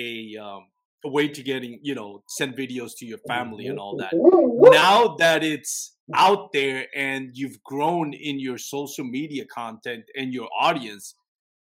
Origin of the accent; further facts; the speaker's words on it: Puerto Rico; now in Texas, United States; I'm from Puerto Rico